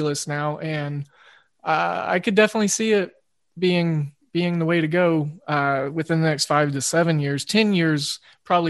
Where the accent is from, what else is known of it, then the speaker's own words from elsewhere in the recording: Oklahoma, United States; it being my home state